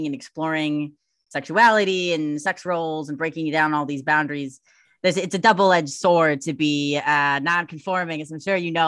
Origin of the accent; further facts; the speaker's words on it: Milwaukee, Wisconsin, United States; I grew up in Milwaukee, Wisconsin